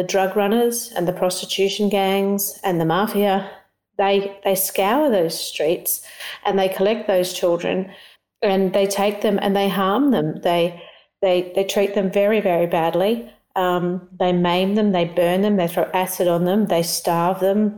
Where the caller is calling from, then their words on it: Australia; I'm calling in from Australia.